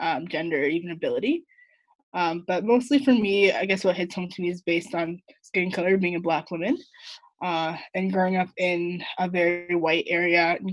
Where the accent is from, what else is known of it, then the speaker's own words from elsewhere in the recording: Vancouver, British Columbia, Canada; moved away as an adult; also born or lived in Edmonton; So I grew up in Vancouver on the west side. Lived there all 18 years of my life before I moved to Edmonton for school